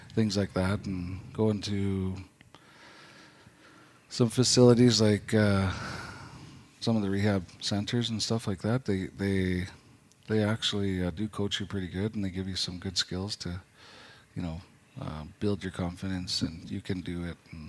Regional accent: Doig River First Nation, British Columbia, Canada; also born or lived in Fort St. John; Born Fort St. John, raised in Doig.

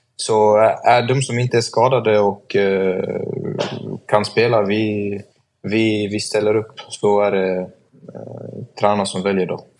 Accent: Sweden; moved away as an adult; also born or lived in Norway; Det är ju mitt land ändå och jag har alla mina vänner här

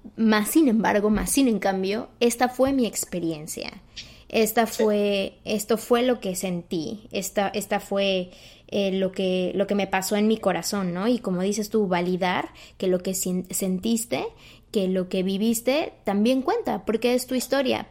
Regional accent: Mexico; moved away; en mi país, en México

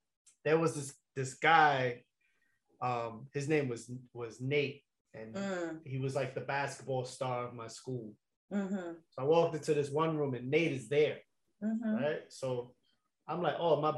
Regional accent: New York, United States; from New York

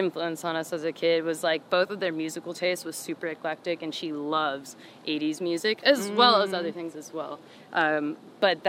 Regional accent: Pembroke Pines, Florida, United States; also born or lived in Miami, Florida; I was born in Miami. And then I think when my mom had my brother, we moved to Pembroke Pines

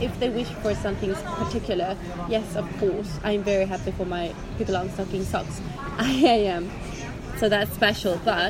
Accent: Småland, Sweden; accent: Smålandska; now in Dalarna, Sweden; I realized that I am very confused with my accent. Living up in Dalarna, I have been starting to speak a different accent, so I sound more like Dalkulla. And then some words are still Smålandska with the accent down south.

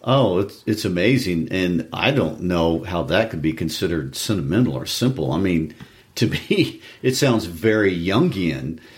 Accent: Missouri, United States; I was born and raised in a small town about 30 miles north of Kansas City, Missouri.

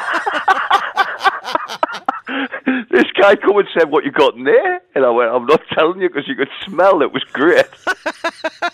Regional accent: Newcastle upon Tyne, North East England, United Kingdom; it was obviously at my hometown. It was at the Hyena in Newcastle

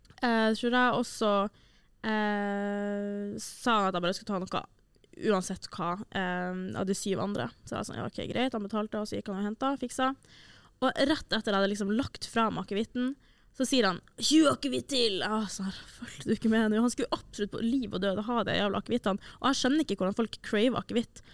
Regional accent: Senja, Troms, Norway; now in Trondheim, Norway; fra Senja, der jeg er fra

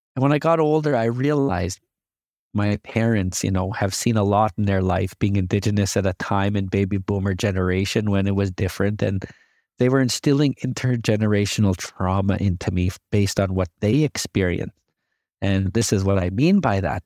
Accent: Canada; As a indigenous person, I love being a Canadian

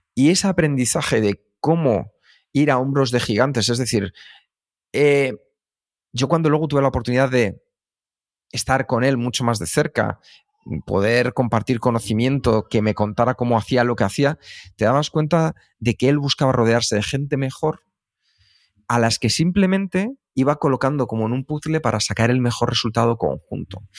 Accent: Madrid, Community of Madrid, Spain; also born or lived in United States; Los dos nacimos en Vallecas

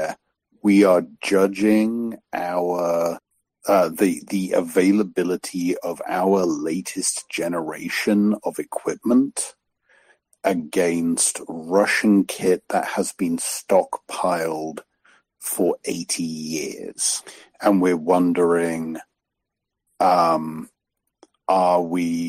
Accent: United Kingdom; moved away; I'm British

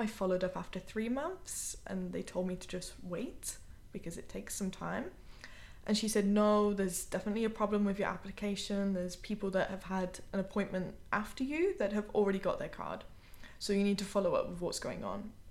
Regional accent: United Kingdom; moved away as an adult; now in Vienna, Austria; I'm British by nationality, and I've been living in Vienna, Austria for almost two years now.

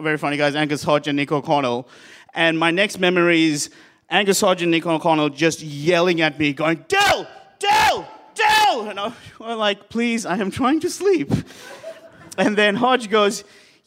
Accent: Sri Lanka; moved away; I am from Sri Lanka

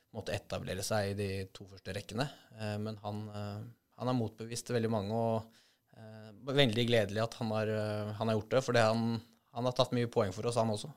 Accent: Norway; her hjemme i Norge

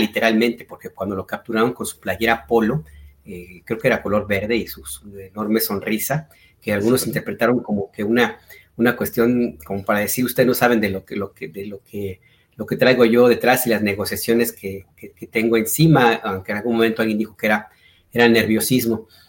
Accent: Guadalajara, Jalisco, Mexico; moved away

